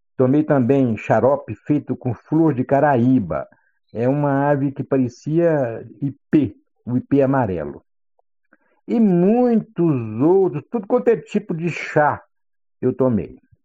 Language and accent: Portuguese; Boqueirão, near Santa Helena, Goiás, Brazil; meu pai saía lá do Buqueirão para me levar em Santa Helena para tomar injeção